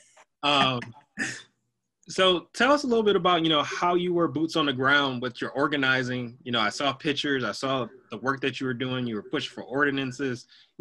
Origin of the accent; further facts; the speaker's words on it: Detroit, Michigan, United States; I'm from Detroit, which is, you know, when I was growing up, it was like 90% Black. So I think there were like three white kids in my graduating class.